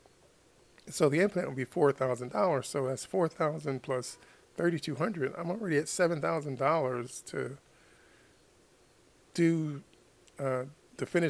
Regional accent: United States; as an American

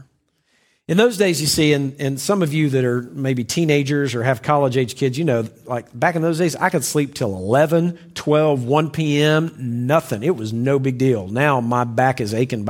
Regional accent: the South, United States; When I was a child, I grew up in the South

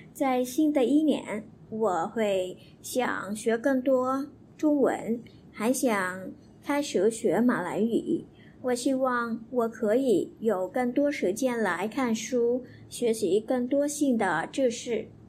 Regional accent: Vietnam; Chinese is a second language; 我是越南人来的。

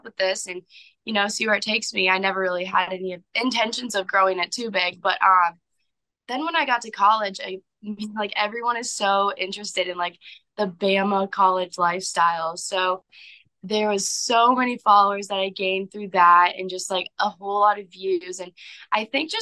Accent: St. Louis, Missouri, United States; moved away as an adult; also born or lived in Tuscaloosa, Alabama; I was born and raised in St. Louis. I've lived here all my life.

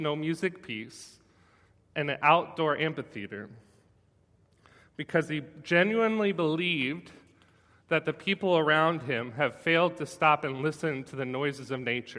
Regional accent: United States

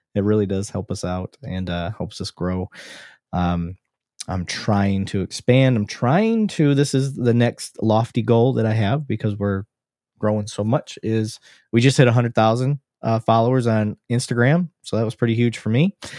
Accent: Flint, Michigan, United States; now in Texas, United States; we grew up around Flint, um, Mount Morris area.

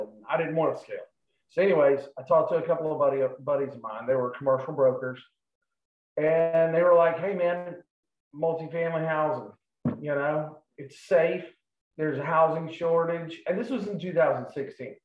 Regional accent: Charleston, United States; I'm from Charleston

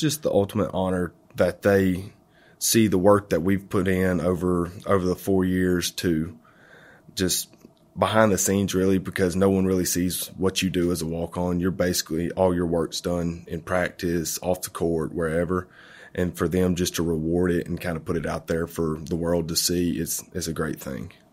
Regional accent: Florence, Alabama, United States; I'm from Florence, Alabama

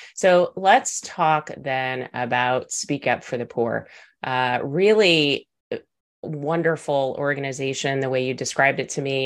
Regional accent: Texas, United States; accent: Texas; my Texas accent

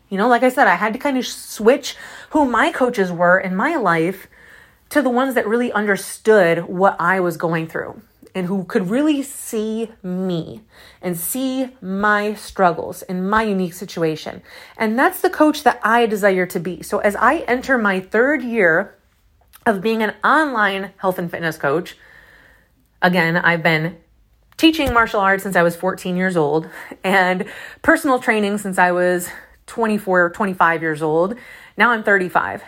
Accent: Syracuse, New York, United States; accent: Syracuse; my Syracuse accent

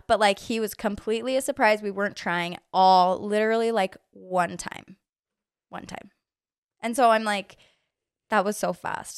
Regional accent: Orem, Utah, United States; I am from here, from Orem. Grew up I literally never moved out of the neighborhood that I lived

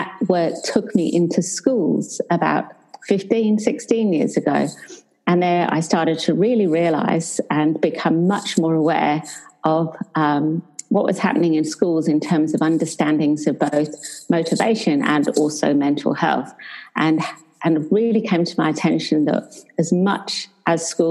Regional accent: England, United Kingdom; moved away as an adult; now in Perth, Australia; I'm English, but for the last 20 years, I've lived in Australia

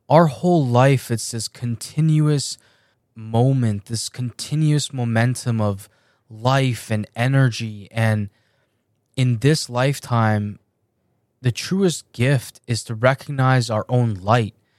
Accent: Canada; also born or lived in Iran; I was born in Iran, and my family and I moved to Canada when I was seven years old.

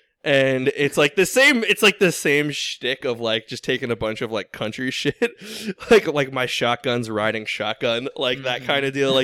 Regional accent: Northeast, United States; my, like, northeast showing

